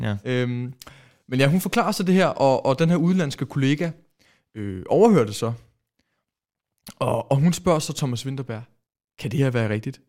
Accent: Denmark

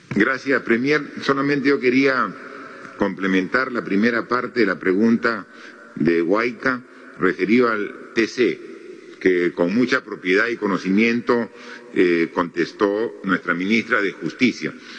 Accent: Moquegua, Peru; yo soy de Moquegua

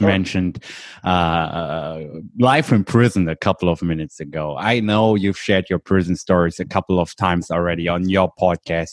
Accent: Germany; I'm from Germany.

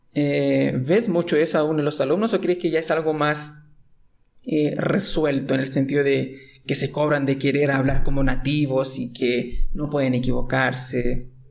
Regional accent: Chile; soy chileno

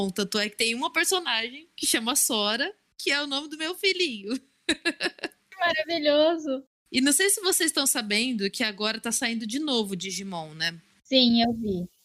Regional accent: Assis, São Paulo, Brazil; now in Bauru, Brazil; Aqui na minha cidade, que, aliás, né, eu moro em Bauru agora também, mas minha cidade sempre foi Assis

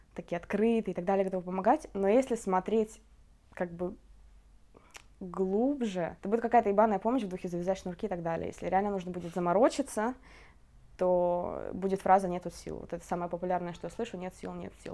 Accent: Kemerovo, Kemerovo Oblast, Russia; moved away as an adult; now in Israel; я изначально из Сибири, из Кемерово

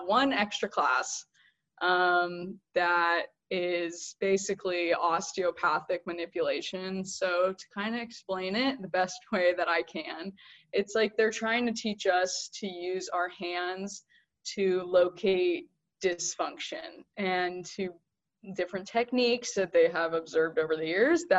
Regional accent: Fresno, California, United States; moved away as an adult; growing up in Fresno

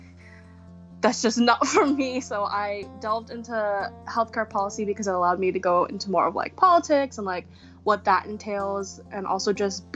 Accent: Los Angeles, California, United States; I grew up in Echo Park near historic Filipino town

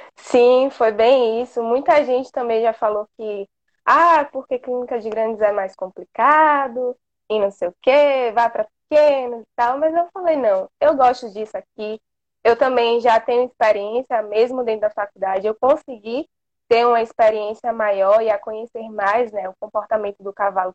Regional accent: interior of Bahia, Brazil; eu sou aqui do interior da Bahia

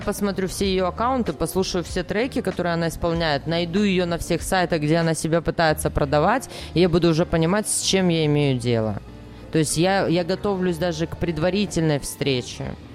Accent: Belarus; moved away as an adult; also born or lived in Sakhalin, Russia; now in Kharkiv, Ukraine; Я выросла в маленьком городе вообще

